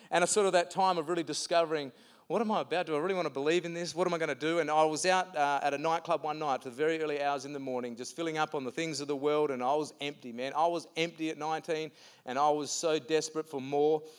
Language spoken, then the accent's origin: English; Mukinbudin, Western Australia, Australia; I remember when I was 10 years old, I grew up in the Muck and and my mum and dad, who are here this morning, thanks for coming.